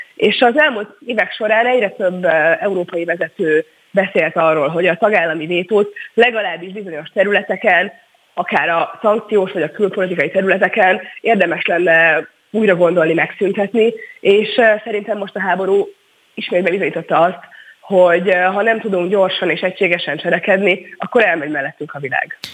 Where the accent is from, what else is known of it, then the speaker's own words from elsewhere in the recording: Hungary; mi magyarként 10 millióan